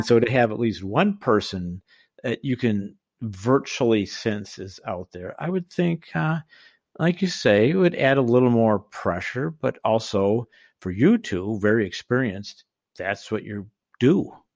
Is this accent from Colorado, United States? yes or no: yes; Colorado, United States; I'm from Colorado